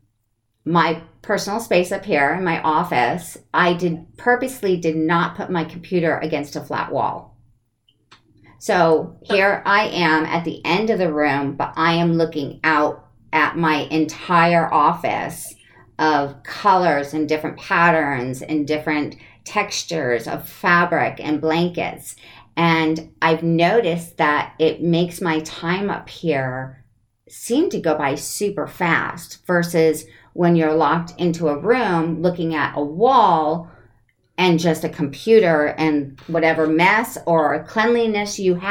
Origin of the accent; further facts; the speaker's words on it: Connecticut, United States; moved away as an adult; also born or lived in Maine / California / Midwest; I was born in Maine, but grew up in Connecticut my entire young adult life until I was 19